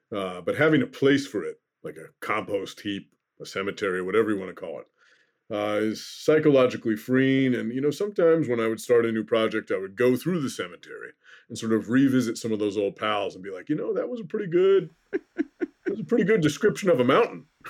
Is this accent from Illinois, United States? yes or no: no; Oregon, United States; also born or lived in Iowa; now in Minnesota, United States; I grew up in Oregon